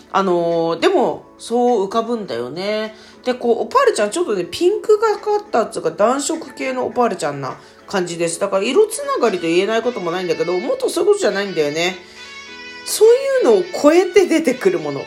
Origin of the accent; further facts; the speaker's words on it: Tokyo, Japan; accent: Edo dialect; 私もともとあの、東京出身で自分の方言は江戸弁っていう方言なんですけど